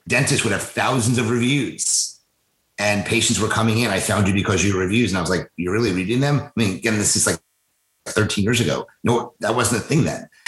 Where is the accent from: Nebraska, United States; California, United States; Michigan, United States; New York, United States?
New York, United States; moved away as an adult; also born or lived in New Orleans / Boston; now in Philadelphia, United States; I grew up in New York. So I grew up in about a half hour from New York City, so the suburbs.